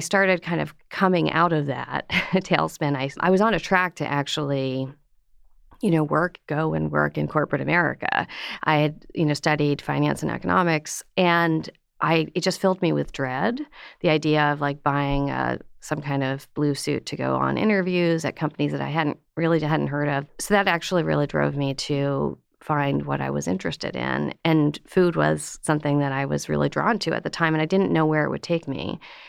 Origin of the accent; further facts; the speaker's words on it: Pennsylvania, United States; In Pennsylvania.